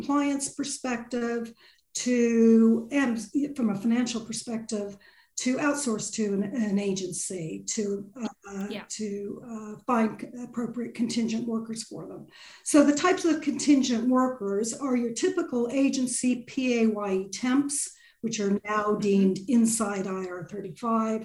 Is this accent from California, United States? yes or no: yes; California, United States; accent: Californian; moved away as an adult; now in United Kingdom; I qualified in California, as you can tell from my accent, as a lawyer back in the 80s. Moved over here in the 90s